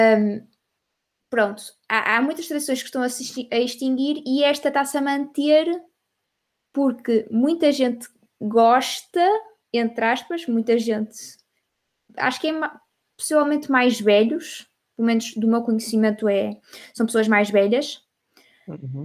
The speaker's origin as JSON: {"language": "Portuguese", "country": "Portugal", "said": "eu sendo portuguesa"}